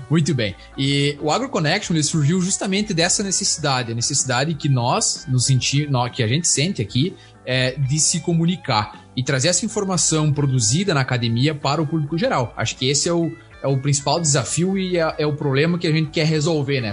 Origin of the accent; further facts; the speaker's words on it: Panambi, Rio Grande do Sul, Brazil; also born or lived in Palmeira das Missões / Frederico Westphalen / Santa Maria; now in Kansas, United States; eu sou natural de Panambi, no Rio Grande do Sul